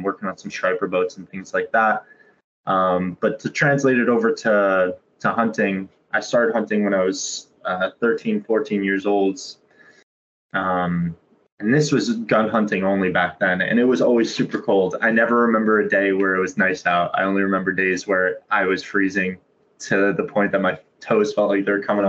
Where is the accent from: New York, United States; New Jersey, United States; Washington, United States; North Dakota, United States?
New Jersey, United States; Pompton Lakes; I grew up in Pompton Lakes, New Jersey, this small town in North Jersey